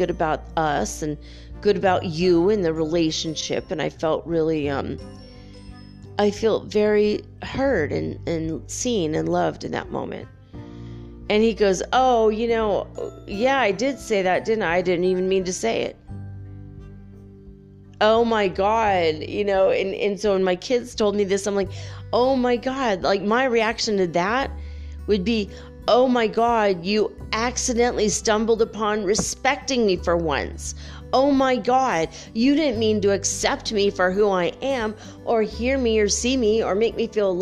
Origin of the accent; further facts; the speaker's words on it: United States; I'm an American